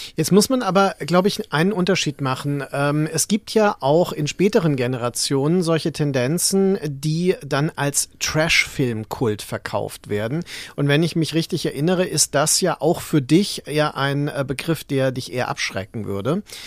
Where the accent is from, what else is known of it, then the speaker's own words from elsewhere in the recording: Mainz, Rhineland-Palatinate, Germany; Ich bin ja in Mainz aufgewachsen